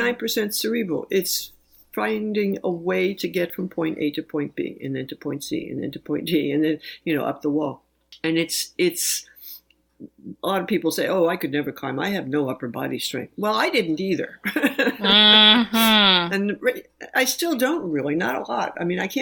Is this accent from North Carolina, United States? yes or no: no; New York City, New York, United States; moved away; I grew up in New York City